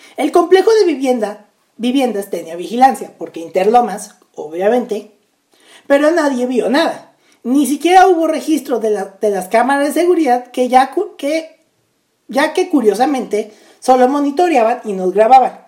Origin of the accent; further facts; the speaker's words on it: Naucalpan de Juárez, State of Mexico, Mexico; Naucalpan de Juárez, de donde yo soy